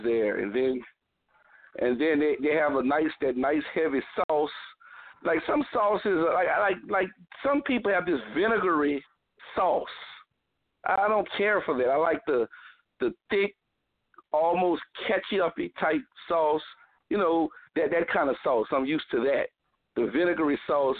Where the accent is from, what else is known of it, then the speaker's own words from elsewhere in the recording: New Orleans, Louisiana, United States; I grew up here in New Orleans, in Louisiana